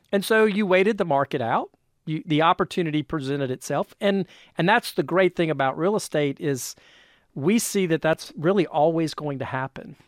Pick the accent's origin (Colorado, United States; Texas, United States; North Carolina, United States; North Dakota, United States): North Carolina, United States; moved away as an adult; now in North Georgia, United States; I'm originally from North Carolina